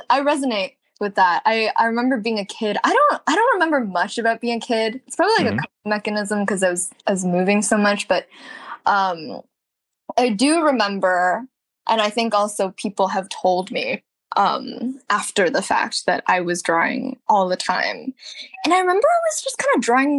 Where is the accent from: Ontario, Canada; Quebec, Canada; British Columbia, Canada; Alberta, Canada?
Ontario, Canada; Toronto; moved away as an adult; also born or lived in Beijing, China; now in Los Angeles, United States; But I moved to Toronto with my family when I was pretty young, so that's like. I feel like it's home for me, but I live in LA right now